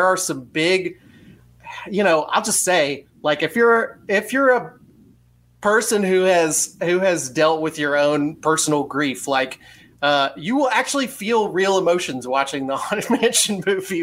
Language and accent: English; Orlando, Florida, United States; I grew up in Orlando